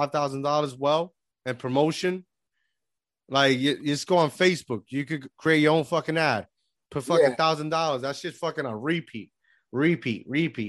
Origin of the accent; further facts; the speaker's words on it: Puerto Rico; moved away as an adult; I grew up in Puerto Rico, but I've been living here for almost 10 years, 11 years